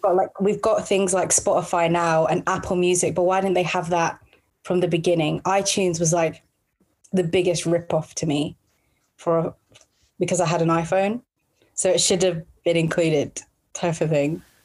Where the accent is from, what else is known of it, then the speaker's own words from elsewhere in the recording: London, United Kingdom; now in Milton Keynes, United Kingdom; I'm from South London